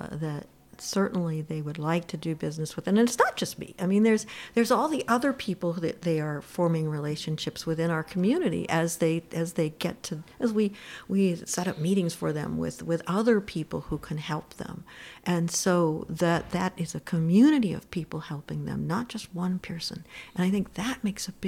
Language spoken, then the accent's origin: English; Pittsburgh, Pennsylvania, United States; now in Plattsburgh, United States; I was born in Pittsburgh. Pennsylvania